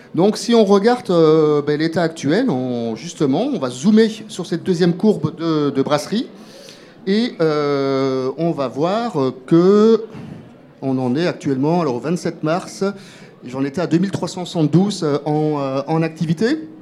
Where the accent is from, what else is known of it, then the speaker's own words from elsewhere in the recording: Belgium; moi je suis belge